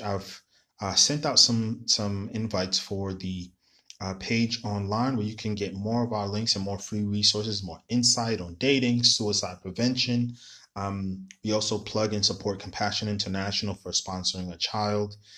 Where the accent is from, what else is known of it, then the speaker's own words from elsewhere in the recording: New York City, New York, United States; I'm from New York City